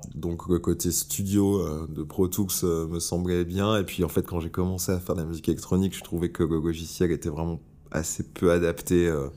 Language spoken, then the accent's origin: French; Bordeaux, Nouvelle-Aquitaine, France; moved away as an adult; now in Paris, France; je suis de Bordeaux au départ